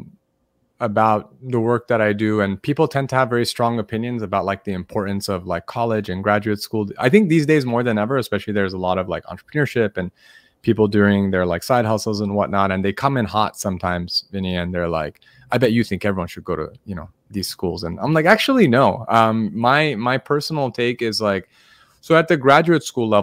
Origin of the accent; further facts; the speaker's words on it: Los Angeles, California, United States; now in San Diego, United States; I was born in Los Angeles and now I live in San Diego